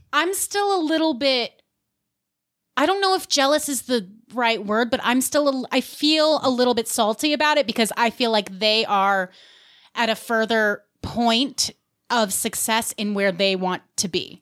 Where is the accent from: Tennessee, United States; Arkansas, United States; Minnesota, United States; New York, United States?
New York, United States; Westchester; I'm from New York